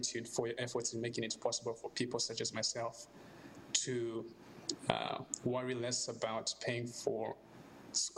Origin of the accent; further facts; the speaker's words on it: Zambia; now in United States; I am from Zambia in Southern Africa